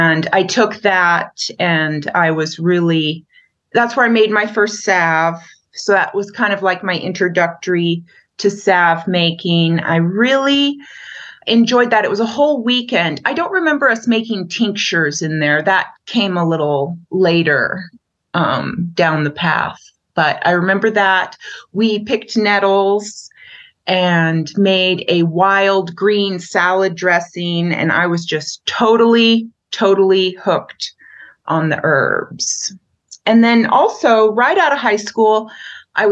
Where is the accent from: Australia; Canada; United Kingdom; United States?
United States; Wrangell, Alaska; now in Montana, United States; I grew up on Wrangell Island in southeast Alaska, and our house was in the woods and on the beach.